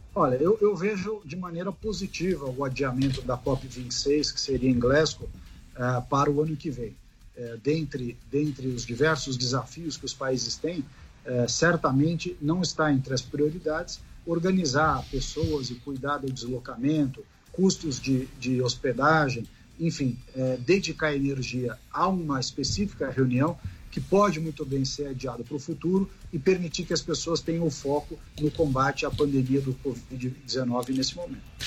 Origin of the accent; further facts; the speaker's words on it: Brazil; Enquanto brasileiro